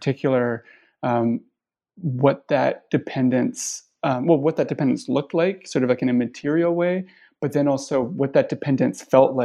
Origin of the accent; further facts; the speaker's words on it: Canada; as a Canadian who has spent a lot of time in the United States